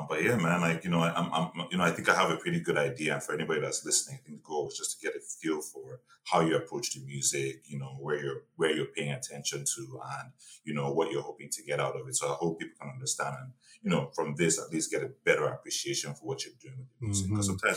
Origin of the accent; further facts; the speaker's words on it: Nigeria; now in Toronto, Canada; we grew up in Nigeria